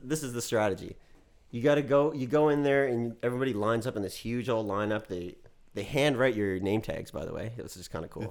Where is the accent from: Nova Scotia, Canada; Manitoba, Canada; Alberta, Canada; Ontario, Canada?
Nova Scotia, Canada; Dartmouth; moved away as an adult; now in Los Angeles, United States; I went to Dartmouth High